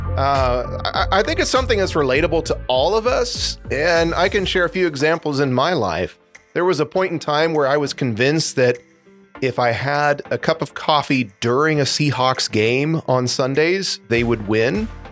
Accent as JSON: {"language": "English", "town": "Seattle", "region": "Washington", "country": "United States", "tie": "born or raised there", "said": "I grew up in Seattle"}